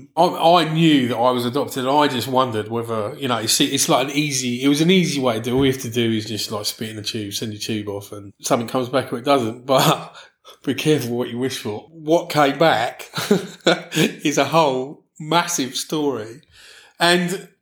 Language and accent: English; London, United Kingdom; also born or lived in California / Switzerland / Dallas; now in Brighton, United Kingdom; I grew up in London.